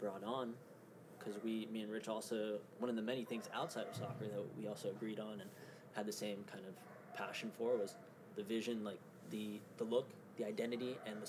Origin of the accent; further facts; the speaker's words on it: Oxnard, California, United States; He grew up playing it near where I grew up in Oxnard.